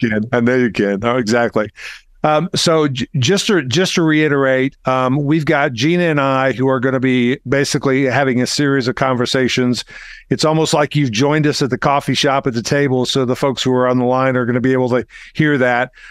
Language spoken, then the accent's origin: English; Arkansas, United States; I'm from Arkansas